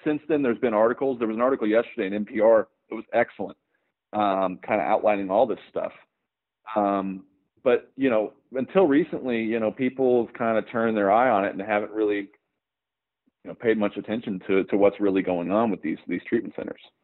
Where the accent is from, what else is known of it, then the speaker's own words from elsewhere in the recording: Oklahoma, United States; I'm from Oklahoma. Um, you know, there's not a lot of uh, film presence here, or, or wasn't when I was growing up.